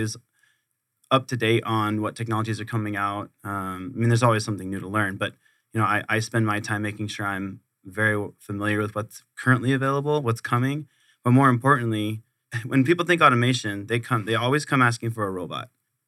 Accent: Camp Pendleton, California, United States; So I was born on Camp Pendleton, California. My dad did 23 years in the Marines. Awesome. I grew up on Camp Pendleton.

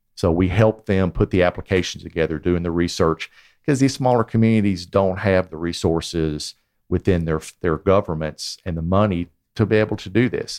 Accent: Chattanooga, Tennessee, United States; moved away; I was born in Chattanooga, and I, I spent part of my childhood here

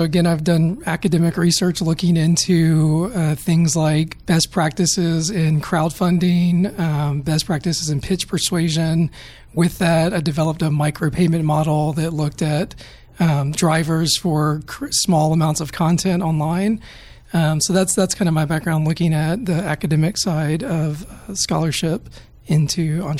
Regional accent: North Carolina, United States; now in Atlanta, United States; I'm from North Carolina originally

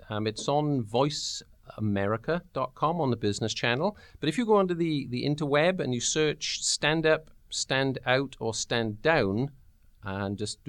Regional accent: the South, United States; Yeah, I'm from the South as well. It's just a different one.

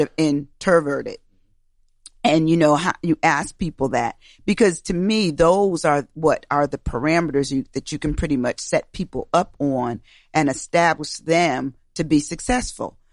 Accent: Schenectady, New York, United States; moved away; also born or lived in Albany, New York; I was born and raised in the Capital District, Albany, New York, um, area. Uh, actually, I was born in Schenectady

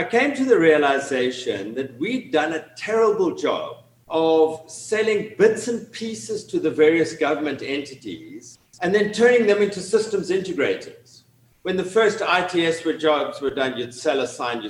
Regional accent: Cape Town, Western Cape, South Africa; moved away as an adult; now in Atlanta, United States; from my accent, you can tell I'm originally from Cape Town in South Africa

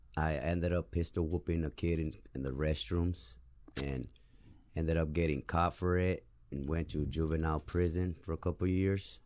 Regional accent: Tucson, Arizona, United States; also born or lived in Mexico; I'm from Tucson, Arizona

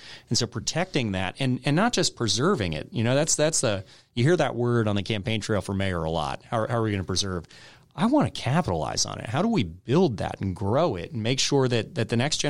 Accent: Michigan, United States; born there; also born or lived in California / Texas / North Carolina / Georgia; I was born in Michigan. I lived in Michigan, California, Texas, North Carolina, Georgia.

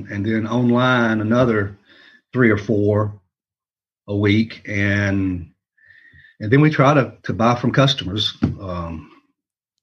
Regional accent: Rome, Georgia, United States; I was born and raised in Rome.

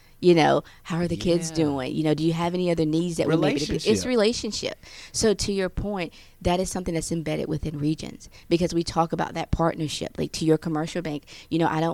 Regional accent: the South, United States; moved away as an adult; also born or lived in the North (US); I was born in the South, so I'm used to everyone being nice

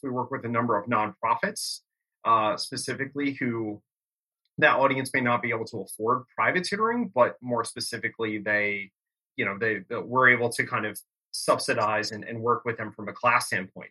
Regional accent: Bucks County, Pennsylvania, United States; growing up in Bucks County, PA

